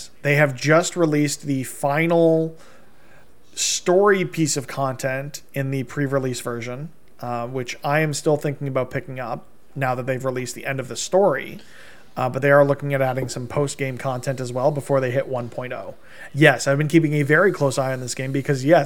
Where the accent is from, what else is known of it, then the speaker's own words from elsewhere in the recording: Canada; my fellow Canadians